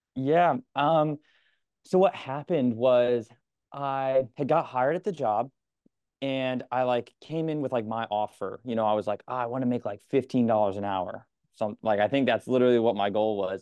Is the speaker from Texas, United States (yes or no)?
no; Connecticut, United States; now in New York, United States; I'm from Connecticut